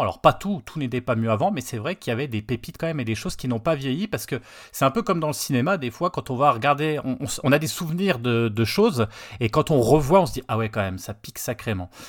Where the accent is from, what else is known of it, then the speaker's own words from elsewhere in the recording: Nancy, Grand Est, France; moi, j'étais sur Nancy